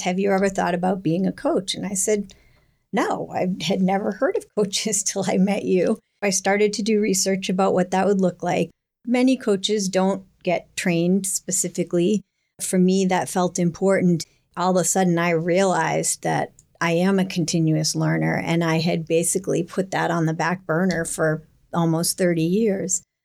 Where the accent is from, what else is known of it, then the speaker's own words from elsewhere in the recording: Hingham, Massachusetts, United States; I grew up in Hingham